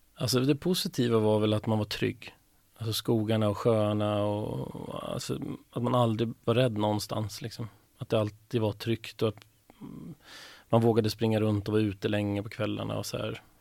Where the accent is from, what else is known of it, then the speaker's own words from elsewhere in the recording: Stigtomta, Södermanland, Sweden; moved away; Jag är uppvuxen i en liten, litet samhälle som heter Stigtomta som ligger en och en halv mil utanför Nyköping.